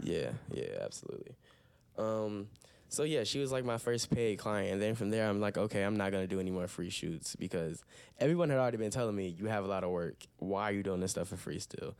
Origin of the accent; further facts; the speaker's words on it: Toledo, Ohio, United States; I'm from Toledo, Ohio. Mm. Definitely based here